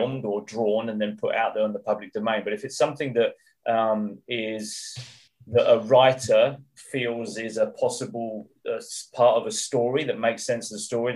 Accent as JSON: {"language": "English", "region": "England", "country": "United Kingdom", "moved": "as an adult", "lives_now": "Middle East", "said": "I'm English, I've lived there for many years"}